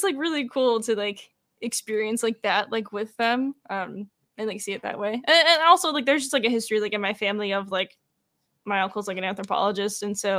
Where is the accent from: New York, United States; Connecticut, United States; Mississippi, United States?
Connecticut, United States; I grew up in Connecticut and my grandparents grew up in the New Haven area